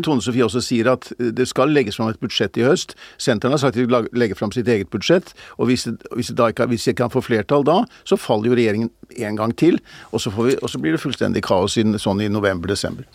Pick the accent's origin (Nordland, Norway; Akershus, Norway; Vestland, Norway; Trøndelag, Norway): Akershus, Norway; Bærum; also born or lived in Groruddalen, Oslo; Fortsatte jeg min barndom og ungdom i, i, i, i, Bærum.